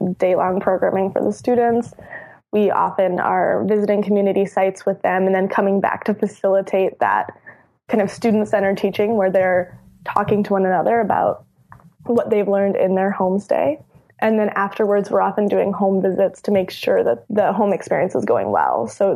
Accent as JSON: {"language": "English", "town": "Minneapolis-St. Paul", "region": "Minnesota", "country": "United States", "tie": "born or raised there", "said": "I was raised in the Twin Cities"}